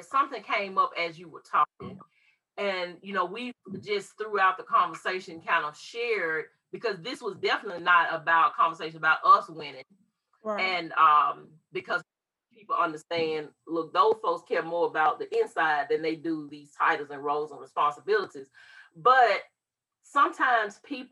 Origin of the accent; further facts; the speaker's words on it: Mississippi, United States; We both were born and raised in Mississippi